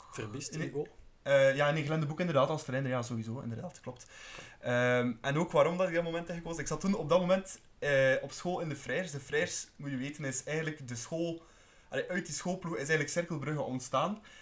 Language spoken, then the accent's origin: Dutch; Bruges, Flanders, Belgium; ik als Bruggeling